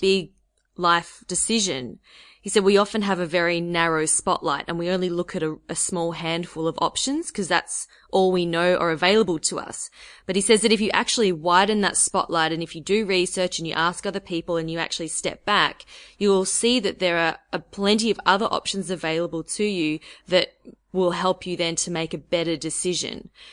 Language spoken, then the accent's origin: English; Australia; my being Australian